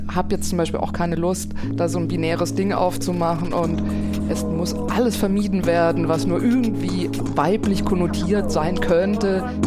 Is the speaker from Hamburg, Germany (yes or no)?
no; Konstanz, Baden-Württemberg, Germany; moved away; Ich den Dialekt höre von da, wo ich herkomme, aus Konstanz vom Bodensee